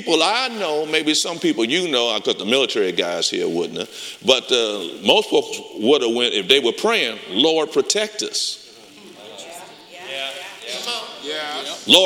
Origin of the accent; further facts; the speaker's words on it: Detroit, Michigan, United States; I'm from Detroit